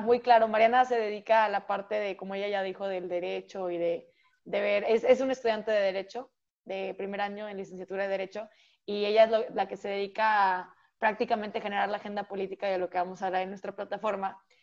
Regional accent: Monterrey, Nuevo León, Mexico; soy de Monterrey, México

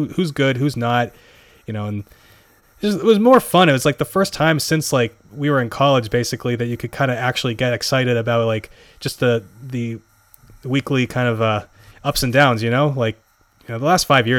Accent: Massachusetts, United States; moved away as an adult; I grew up in Massachusetts

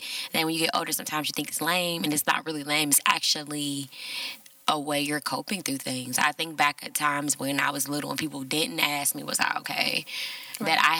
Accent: Cincinnati, Ohio, United States; I'm born and raised in Cincinnati.

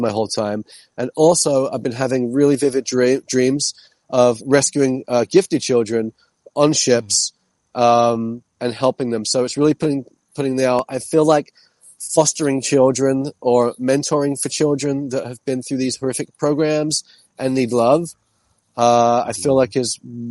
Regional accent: London, United Kingdom; moved away; also born or lived in New York City; I'm from London originally.

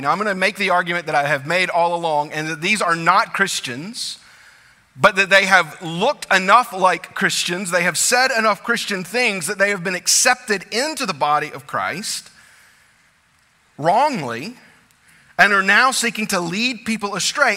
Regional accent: South Louisiana, United States; I grew up in South Louisiana. My family had always lived in South Louisiana

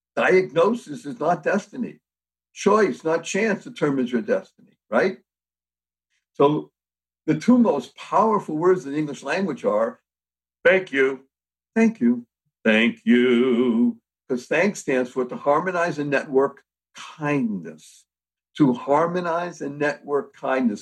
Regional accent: Boston, Massachusetts, United States; I come from Boston, Massachusetts, so I know a little bit about New England

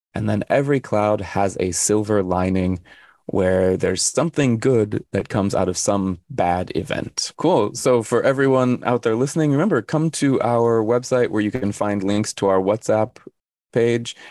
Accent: Arizona, United States; I'm from Arizona

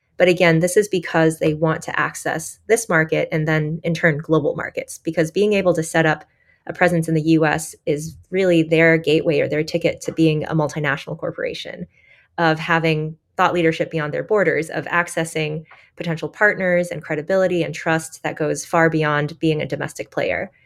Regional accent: Michigan, United States; I grew up in Michigan

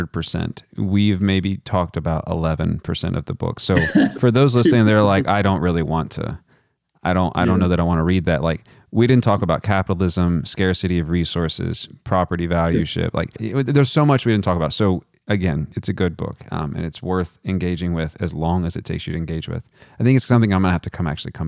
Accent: Texas, United States; now in Virginia, United States; growing up in Texas, I didn't live in proximity to anybody

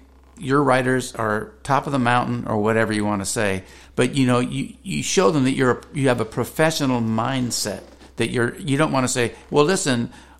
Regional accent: Santa Fe Springs, California, United States; moved away; also born or lived in Orange County, California; My hometown's called Santa Fe Springs.

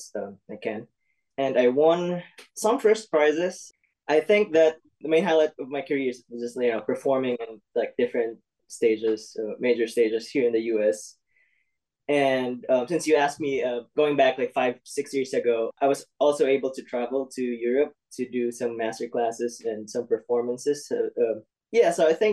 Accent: Bontoc, Eastern Visayas, Philippines; moved away as an adult; now in Iowa, United States; I was born and raised in Bontoc, Southern Leyte, in Philippines, in Visayas

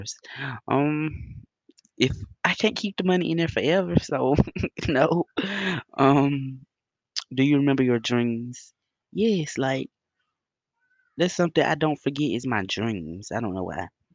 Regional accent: Bassfield, Mississippi, United States; Bassfield, Mississippi.

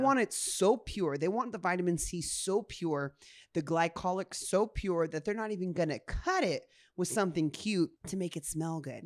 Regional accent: Honolulu, Hawaii, United States; I was born in Honolulu, Hawaii at, like, six A M

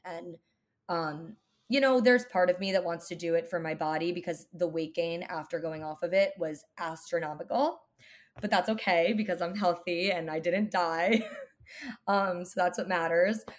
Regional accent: New Jersey, United States; now in New York City, United States; I grew up in New Jersey.

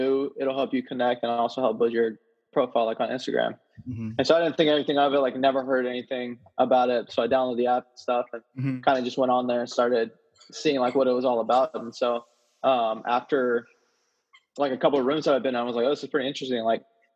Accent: Houston, Texas, United States; I'm from Houston, Texas.

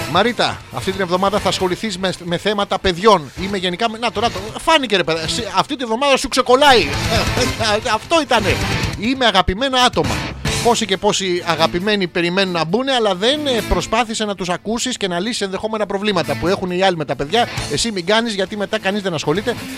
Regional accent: Athens, Attica, Greece; γεννήθηκα στην Αθήνα

